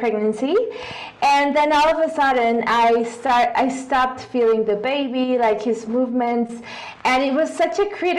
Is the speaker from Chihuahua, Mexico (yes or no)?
no; Guadalajara, Jalisco, Mexico; English is a second language; I've always lived here in Guadalajara. I was born and raised here